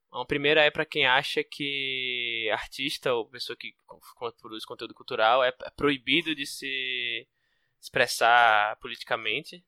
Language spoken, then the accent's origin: Portuguese; Northeast Brazil, Brazil; eu sou nordestino